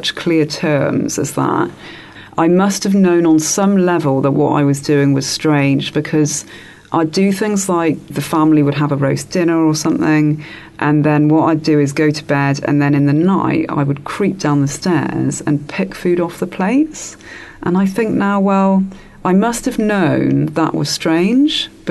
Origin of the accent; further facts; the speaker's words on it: England, United Kingdom; as a child, I grew up in England